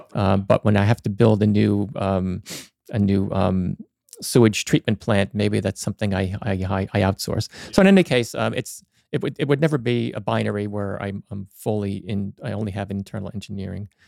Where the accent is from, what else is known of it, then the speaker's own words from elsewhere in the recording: Hopatcong, New Jersey, United States; moved away as an adult; also born or lived in Dover, New Jersey; now in Sparta, United States; I grew up in the Hopatcong, lived there most of my life until, uh, we got married